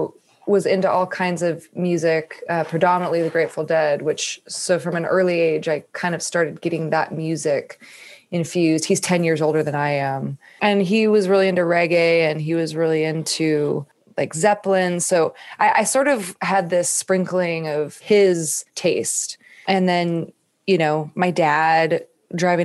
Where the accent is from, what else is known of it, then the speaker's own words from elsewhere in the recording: Northern California, United States; moved away as an adult; now in Nashville, United States; I grew up in Northern California and lived there until I ended up moving to Nashville almost 4 years ago